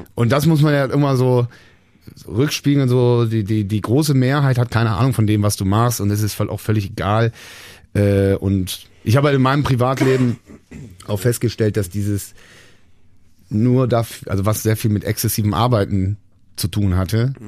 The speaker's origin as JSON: {"language": "German", "town": "Bonn", "region": "North Rhine-Westphalia", "country": "Germany", "tie": "born or raised there", "said": "Bonn, meine Heimatstadt"}